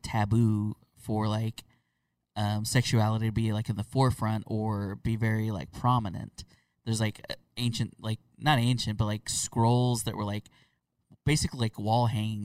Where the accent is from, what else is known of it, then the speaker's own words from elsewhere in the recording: Oklahoma, United States; I'm from Oklahoma